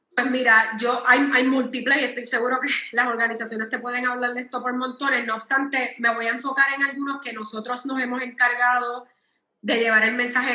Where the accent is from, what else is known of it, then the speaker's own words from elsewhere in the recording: Puerto Rico; yo que soy puertorriqueña